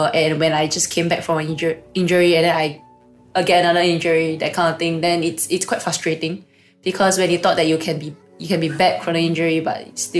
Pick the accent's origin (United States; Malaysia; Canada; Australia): Malaysia; now in Singapore; I came from Malaysia and I came over with a foreign sports scholarship in Singapore Sports School.